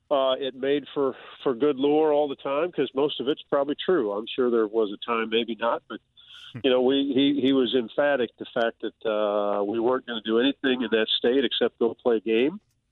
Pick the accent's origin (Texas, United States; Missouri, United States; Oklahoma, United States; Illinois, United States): Missouri, United States; Blue Springs; So I grew up in Blue Springs, which obviously is on the Missouri side of Kansas City.